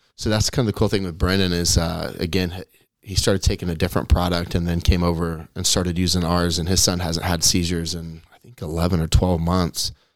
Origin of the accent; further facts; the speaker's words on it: Kansas, United States; Kansas is my home state